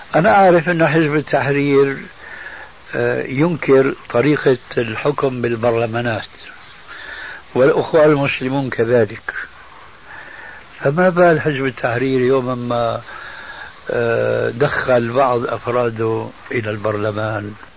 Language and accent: Arabic; Damascus, Syria; moved away; من بلاد الشام قبل أن نسكن هذا البلد